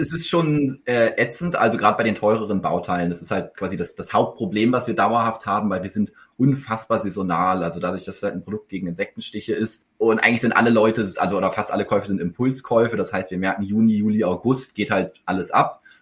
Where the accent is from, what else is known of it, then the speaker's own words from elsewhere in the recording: Berlin, Germany; moved away as an adult; also born or lived in Hamburg / Karlsruhe; in Hamburg geboren, aber so früh nach Berlin gezogen, dass ich es gar nicht mehr weiß. Ähm, und dann in Berlin aufgewachsen bis zum Abi